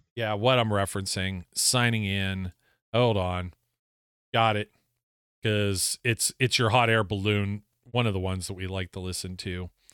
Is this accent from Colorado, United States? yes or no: no; Youngstown, Ohio, United States; born and raised in Youngstown, Ohio